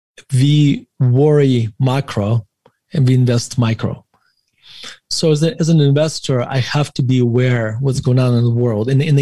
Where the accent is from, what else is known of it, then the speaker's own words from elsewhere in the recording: Russia; moved away as an adult; when I was growing up in Russia